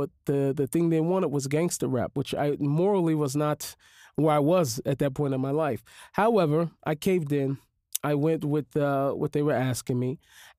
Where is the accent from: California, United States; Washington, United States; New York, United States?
Washington, United States; Seattle; Yeah, growing up in an inner city, you are very much so exposed to life of crime, drug, violence, all different types of abuses.